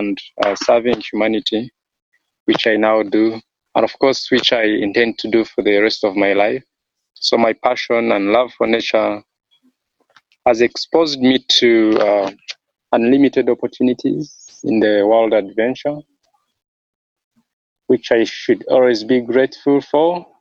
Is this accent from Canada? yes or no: no; Kigezi region, Western Region, Uganda; When I was growing up in Uganda, in my home area, the southwestern Kigezi region